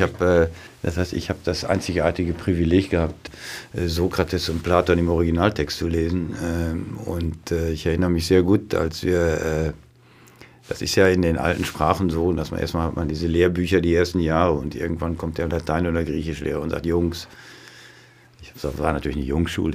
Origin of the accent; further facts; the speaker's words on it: on the Lippe, 20 km from Dortmund, North Rhine-Westphalia, Germany; da, wo ich aufgewachsen bin, das ist 20 Kilometer von, von da, wir werden an der Lippe 20 Kilometer von Dortmund ja. entfernt.